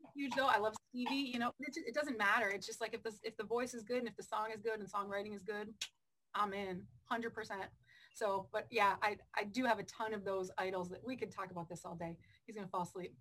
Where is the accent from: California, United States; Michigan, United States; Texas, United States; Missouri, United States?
Michigan, United States; moved away as an adult; I had done radio for three years in Michigan. I'm from Michigan.